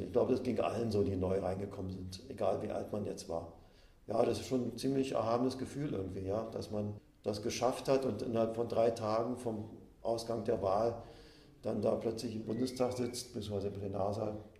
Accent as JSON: {"language": "German", "region": "Berlin", "country": "Germany", "tie": "born or raised there", "moved": "as an adult", "lives_now": "Stendal, Germany", "said": "da ich ja in Berlin groß geworden bin"}